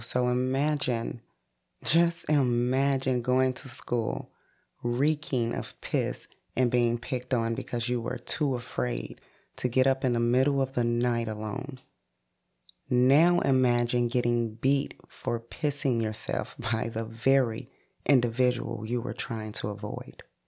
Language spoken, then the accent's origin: English; St. Louis, Missouri, United States; born and raised in St. Louis, Missouri